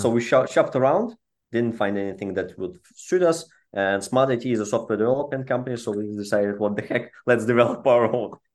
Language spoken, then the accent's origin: English; Belarus; moved away; I'm from Eastern European region. That's where our, all of our founding team comes from, uh, originally from Belarus.